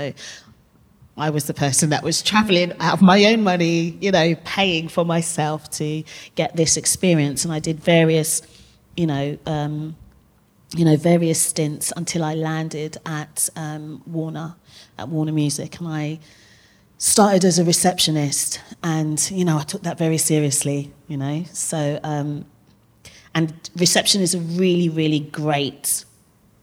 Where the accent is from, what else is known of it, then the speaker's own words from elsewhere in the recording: Zimbabwe; moved away; I'm originally from Zimbabwe